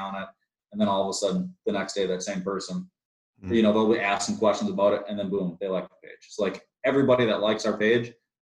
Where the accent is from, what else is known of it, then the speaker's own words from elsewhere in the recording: Minnesota, United States; We're from Minnesota